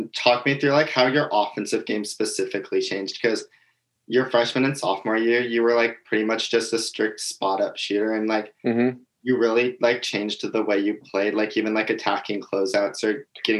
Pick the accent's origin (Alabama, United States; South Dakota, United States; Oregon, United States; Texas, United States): Oregon, United States; Corvallis; growing up in Corvallis